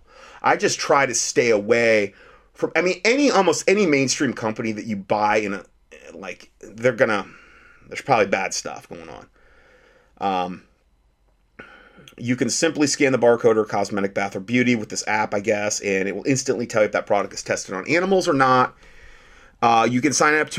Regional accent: Ohio, United States; When I was growing up in Ohio

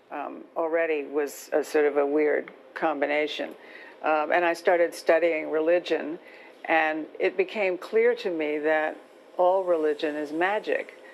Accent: the South, United States; when I'm growing up in the South

